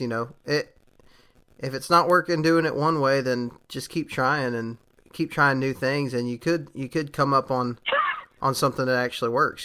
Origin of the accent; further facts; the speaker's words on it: Texas, United States; moved away; also born or lived in Alabama; I'm from Texas